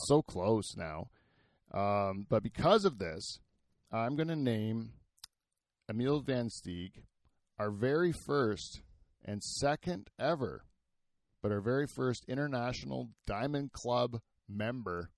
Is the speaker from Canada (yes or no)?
yes; Canada